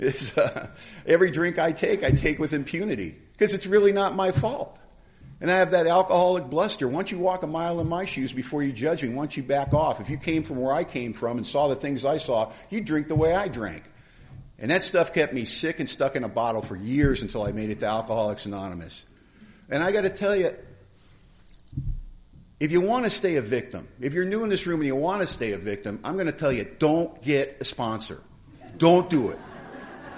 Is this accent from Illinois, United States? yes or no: no; Los Angeles, California, United States; moved away as an adult; now in Bellingham, United States; I was born in Hollywood, California